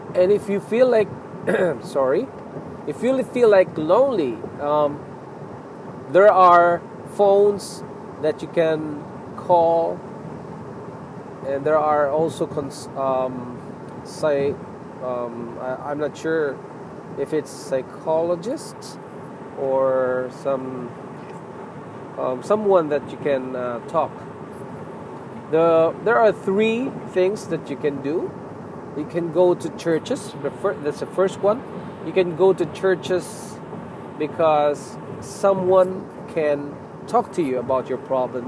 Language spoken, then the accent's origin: English; Philippines; now in Toronto, Canada; I'm a Filipino.